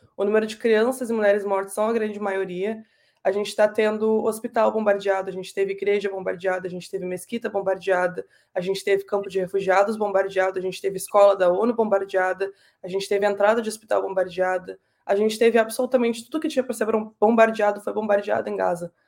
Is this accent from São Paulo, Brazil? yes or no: no; Pelotas, Rio Grande do Sul, Brazil; moved away as an adult; now in Canada; eu e os três mais novos nascemos no Brasil, e a minha vida toda, até os meus 18 anos, mais ou menos, eu fiquei em Pelotas, no Rio Grande do Sul